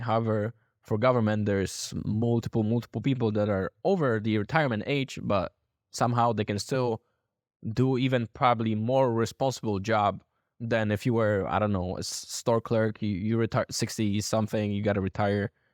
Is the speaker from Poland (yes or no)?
yes; Poland; I'm from Poland